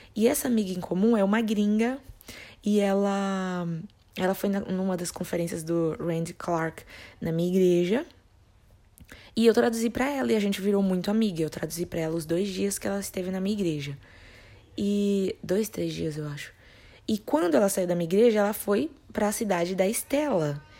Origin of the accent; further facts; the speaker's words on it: Brazil; como brasileiros, nós temos